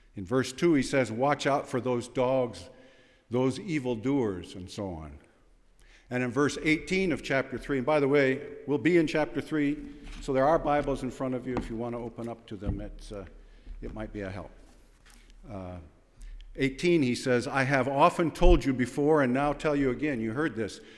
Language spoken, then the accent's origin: English; Fillmore, New York, United States; I was born in Fillmore Hospital. Yes, right near Philippi's garage. And, uh, I was raised those first days in the little white house next to the dentist office